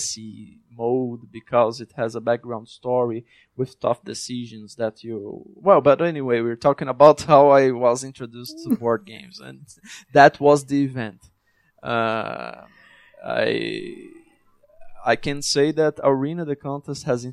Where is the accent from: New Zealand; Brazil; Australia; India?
Brazil; my partners and I grew up in Brazil, a struggling country.